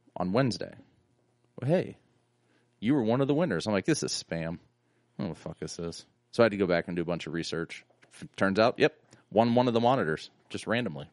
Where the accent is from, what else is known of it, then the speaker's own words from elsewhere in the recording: East Liverpool area, Ohio, United States; also born or lived in Salem, Ohio; I grew up thirty minutes outside of Pittsburgh